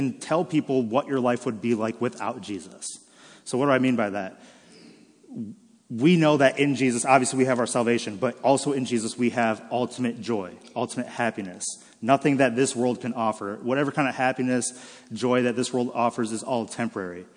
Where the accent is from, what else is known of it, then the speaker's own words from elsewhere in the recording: Michigan, United States; born and raised in Michigan